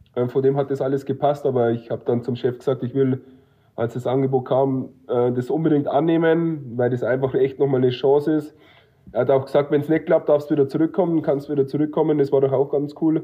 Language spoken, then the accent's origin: German; near Munich, Bavaria, Germany; moved away; ich komme ja aus der Nähe von München